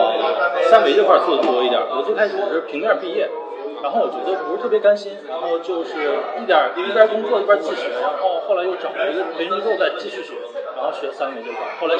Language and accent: Chinese; Inner Mongolia, China; moved away; 在我老家那边，在内蒙那边。